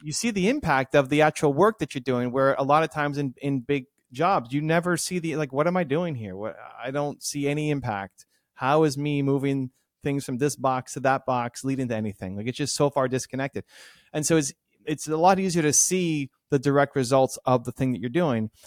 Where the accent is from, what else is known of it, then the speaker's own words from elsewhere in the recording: Toronto, Ontario, Canada; the Blue Jays, my hometown team